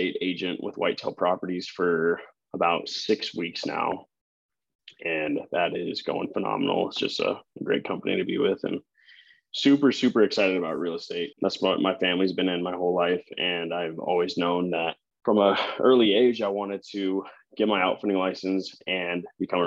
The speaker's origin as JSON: {"language": "English", "region": "Montana", "country": "United States", "tie": "born or raised there", "also_born_or_lived": "Bitterroot Valley, Montana / Billings, Montana / Laurel, Montana", "lives_now": "Bozeman, United States", "said": "I am 24 years old, Montana born and raised. I grew up 13 years in the Bitterroot Valley. Since then, I've been in Eastern Montana, Billings"}